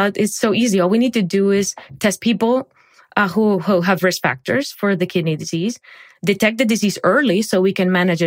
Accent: Barranquilla, Atlántico, Colombia; moved away; I grew up in Barranquilla, Colombia.

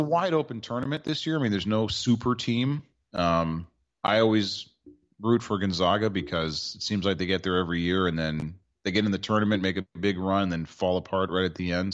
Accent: Washington, District of Columbia, United States; here in my hometown for the Commander Skins

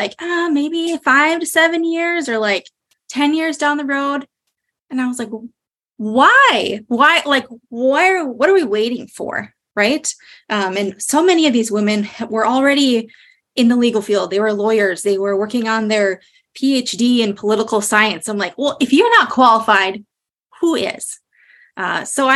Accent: Moorhead, Minnesota, United States; I am from Moorhead, Minnesota. That's where I am on city council. Love being on the side of the river, Minnesotan my whole life

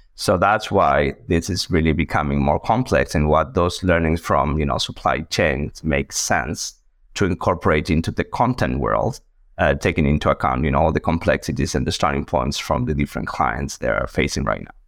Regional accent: Argentina; moved away as an adult; also born or lived in United States; now in Boston, United States; originally a mathematician from Argentina, as you can see on my accent

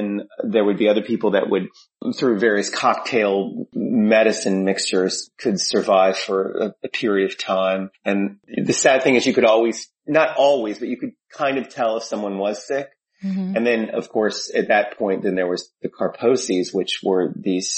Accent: Louisville, Kentucky, United States; moved away as an adult; also born or lived in New York; I grew up in Louisville, Kentucky, and I knew that it was literally the day after high school I moved to New York

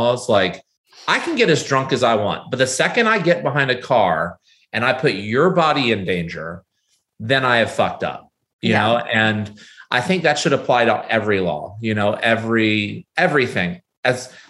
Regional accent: United States

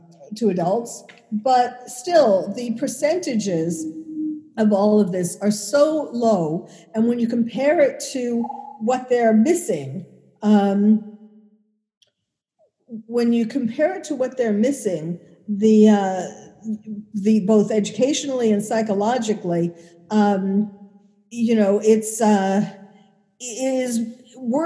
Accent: New York City, New York, United States; I was born and bred in New York City

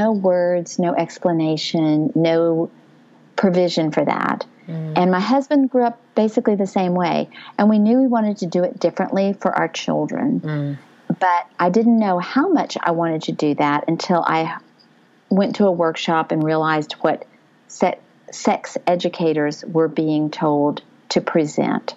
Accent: El Paso, Texas, United States; I hail from El Paso, Texas, on the border

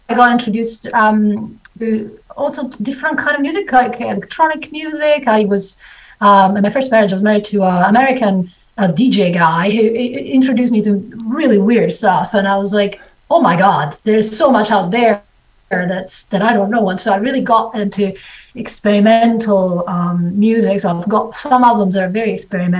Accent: Italy; moved away; also born or lived in Scotland / New Zealand; when I was in Italy when I was a kid

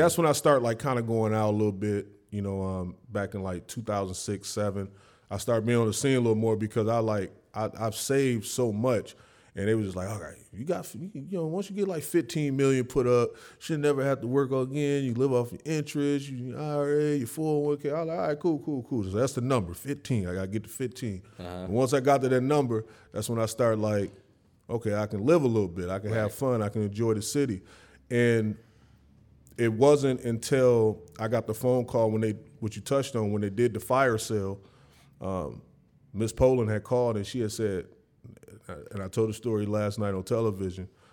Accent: the South, United States; I was from the South

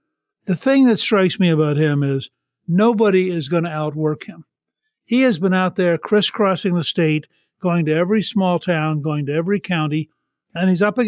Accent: Harrisburg, Pennsylvania, United States; born there; I was born in Harrisburg and have relatives in the area.

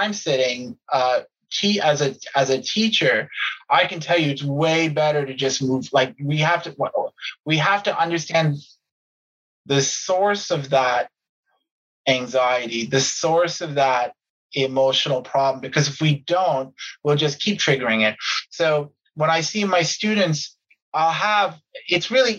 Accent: Canada; as a Canadian

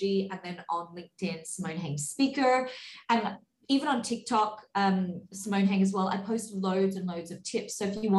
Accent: Australia; moved away; When I was recently back in Australia over the pandemic, over that 2 years, I had made friends online with a whole bunch of girls in my hometown

